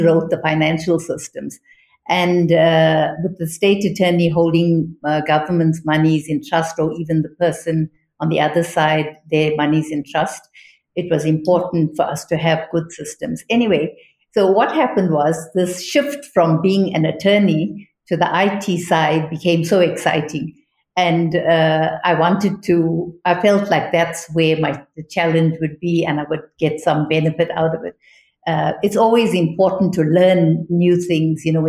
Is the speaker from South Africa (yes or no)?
yes; South Africa